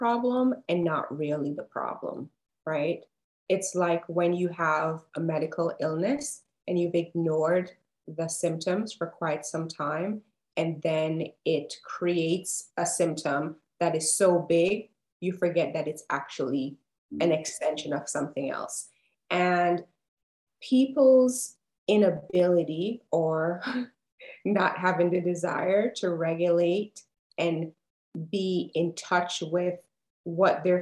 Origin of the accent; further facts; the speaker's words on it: Jamaica; now in Atlanta, United States; I live in Atlanta, Georgia, Jamaican born and raised, but Atlanta is my home and has been for a few years now.